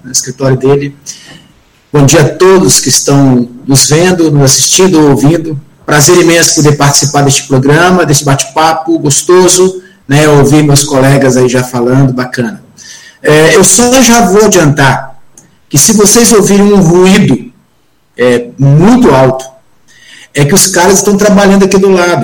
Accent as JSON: {"language": "Portuguese", "region": "Espírito Santo", "country": "Brazil", "said": "eu sou capixaba, sou do Espírito Santo"}